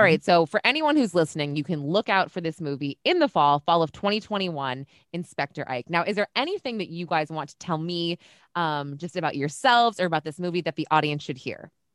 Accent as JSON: {"language": "English", "region": "New York", "country": "United States", "said": "I am a New Yorker"}